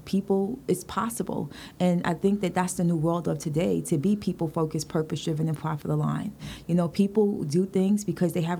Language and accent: English; New York City, New York, United States; growing up in Brooklyn